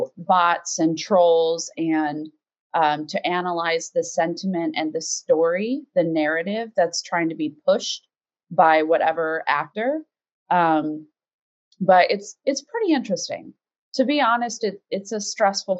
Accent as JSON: {"language": "English", "country": "United States", "said": "as an American"}